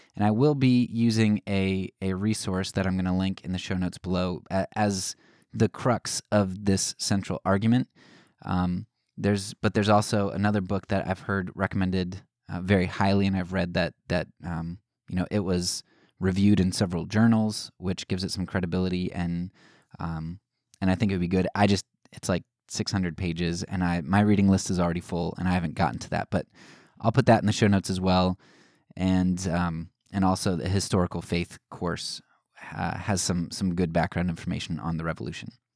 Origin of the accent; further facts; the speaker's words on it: United States; as American citizens